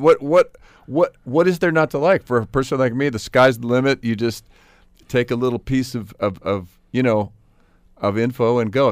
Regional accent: South Pasadena, California, United States; also born or lived in New York; it looks like the town I grew up

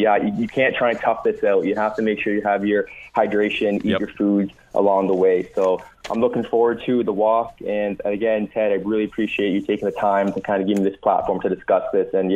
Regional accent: Dundas, Ontario, Canada; I grew up in Dundas, my brother and me

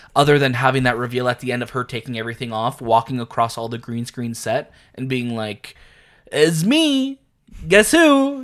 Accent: Canada; we're Canadian

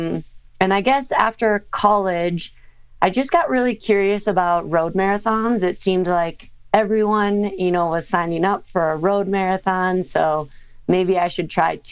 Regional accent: Minnesota, United States; I grew up in Minnesota.

